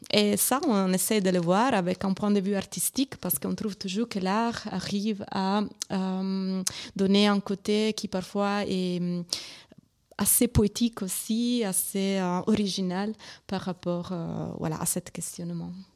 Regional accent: Italy; accent: Italian; French is a second language; moved away; c'est mon accent italien

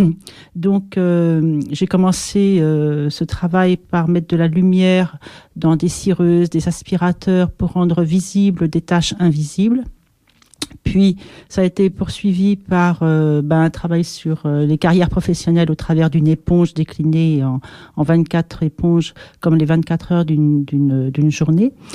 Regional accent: Pyrénées-Atlantiques, Nouvelle-Aquitaine, France; je suis française, d'origine euh, donc des Pyrénées de ce côté-là

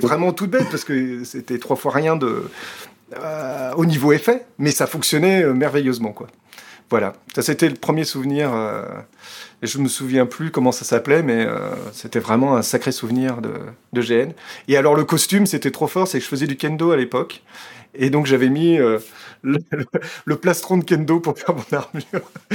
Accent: France; moved away as an adult; now in Belgium; je suis français, vivant en Belgique depuis plus de 20 ans

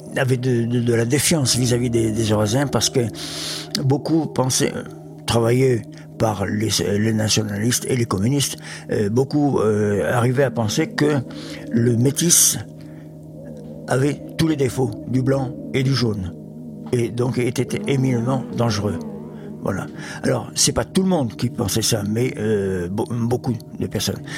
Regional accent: Qui Nhon, Central Vietnam, Vietnam; now in France; je suis né à Quignon, dans le centre du Vietnam

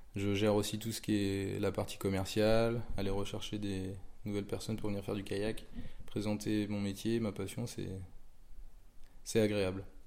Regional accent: Pontivy, Brittany, France; Je suis originaire de Pontivy, dans le Morbihan.

